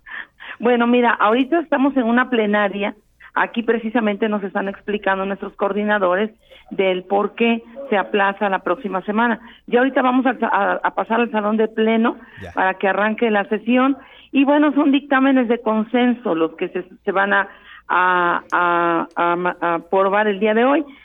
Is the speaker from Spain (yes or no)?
no; Veracruz, Mexico; como somos los porteños